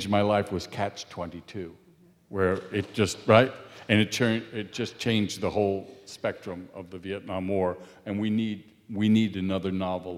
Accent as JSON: {"language": "English", "town": "San Francisco", "region": "California", "country": "United States", "tie": "born or raised there", "also_born_or_lived": "Buffalo", "moved": "yes", "said": "I grew up in San Francisco"}